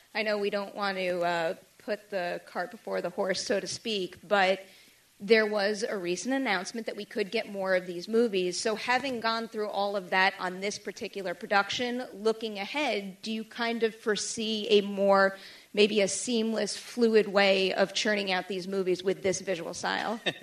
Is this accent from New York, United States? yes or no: yes; New York City, New York, United States; I am a New Yorker